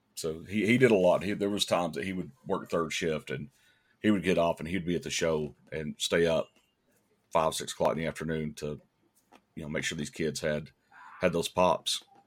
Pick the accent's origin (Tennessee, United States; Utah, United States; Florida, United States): Tennessee, United States; East Ridge; East Ridge is, um, it's my hometown